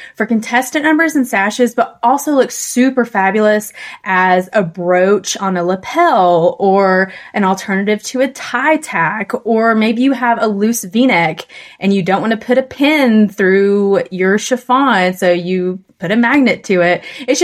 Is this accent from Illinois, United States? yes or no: no; Tennessee, United States; I'm from Tennessee